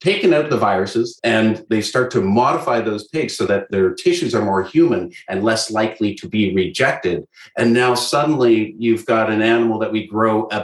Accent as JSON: {"language": "English", "country": "Canada", "said": "I'm Canadian"}